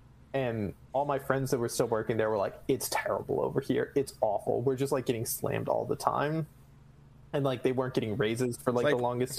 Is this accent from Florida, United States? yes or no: no; Pflugerville, Texas, United States; my hometown, Pflugerville, which is, like, just north of Austin.